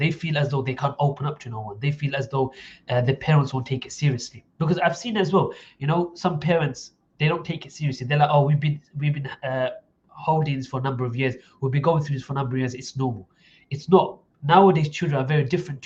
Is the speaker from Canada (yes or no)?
no; Essex, East of England, United Kingdom; I was brought up in Essex